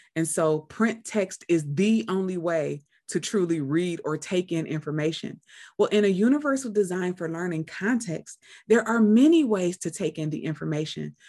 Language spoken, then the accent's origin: English; Cleveland, Ohio, United States; I'm from Cleveland as well